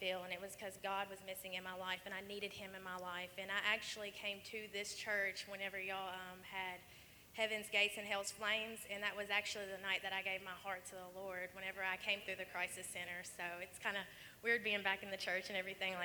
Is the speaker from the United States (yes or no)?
yes; Portland, Tennessee, United States; I'm from Portland, Tennessee, and I am 23 years old